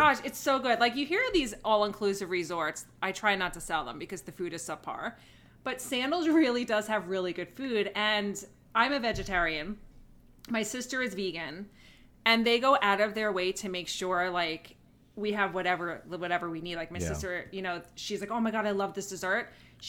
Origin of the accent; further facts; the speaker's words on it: New York, United States; now in South Carolina, United States; I'm a New Yorker